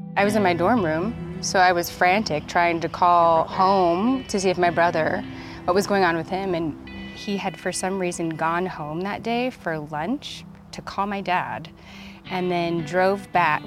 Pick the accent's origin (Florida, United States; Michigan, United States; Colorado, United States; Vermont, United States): Colorado, United States; Littleton; I grew up in Littleton, Colorado